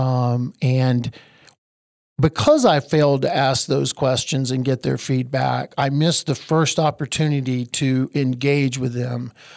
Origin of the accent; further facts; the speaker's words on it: Eastern North Carolina, United States; I'm from Eastern North Carolina, where we make the best barbecue on the face of the earth.